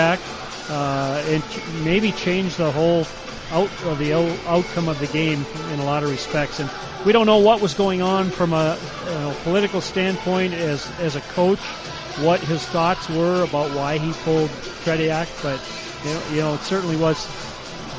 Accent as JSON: {"language": "English", "town": "Warroad", "region": "Minnesota", "country": "United States", "tie": "born or raised there", "said": "my hometown of Warroad, Minnesota, and growing up there"}